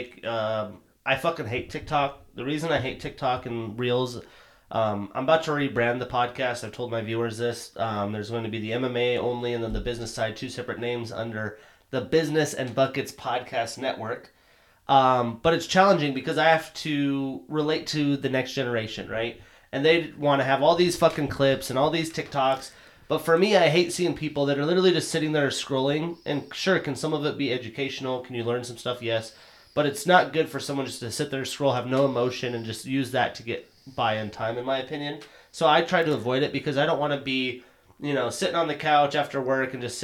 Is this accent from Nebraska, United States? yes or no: no; Montana, United States; moved away; I'm from Montana.